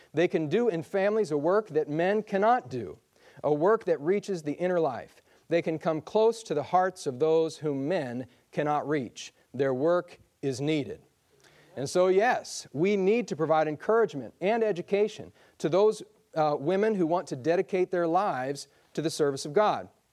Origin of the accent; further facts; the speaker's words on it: Michigan, United States; I come from Michigan, and, uh, there's just lots of snow there